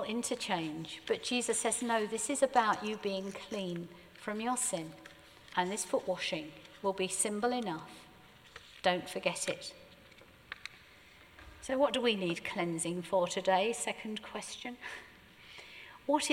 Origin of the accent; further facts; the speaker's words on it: Surrey, South East England, United Kingdom; we're terribly British, and more than being British, we're even Surrey.